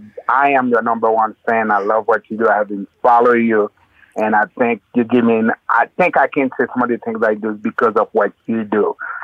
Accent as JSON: {"language": "English", "country": "Haiti", "tie": "born or raised there", "said": "Well, my background, I was born and raised in Haiti, in Haiti at the time growing up, milk wasn't allowed in the kitchen."}